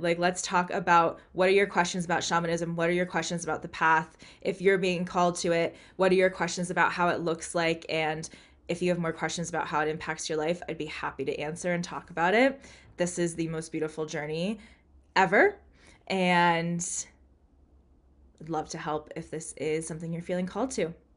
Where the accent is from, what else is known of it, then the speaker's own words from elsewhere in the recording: United States; I'm American but I'm not Native American